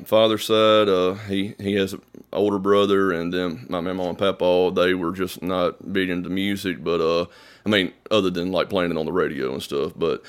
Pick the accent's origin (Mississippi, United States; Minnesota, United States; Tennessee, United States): Mississippi, United States; Eupora; Eupora, Mississippi. It's a little town, maybe 1,000 people at most. I live off maybe 10 minutes away from Eupora, actually, in a little community called Center.